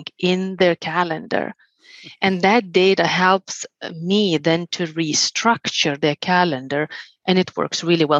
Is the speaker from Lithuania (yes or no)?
yes; Lithuania; moved away; also born or lived in Finland; I'm originally from Lithuania. I lived 11 years in Finland